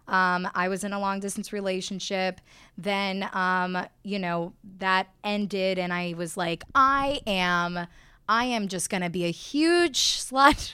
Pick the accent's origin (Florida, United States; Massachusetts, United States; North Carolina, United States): Florida, United States; Miami; moved away as an adult; also born or lived in Austin, Texas; I grew up in Miami